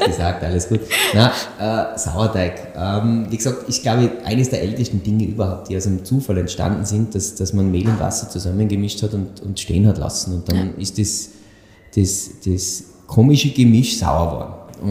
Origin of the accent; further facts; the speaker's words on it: Tyrol, Austria; bei uns in Tirol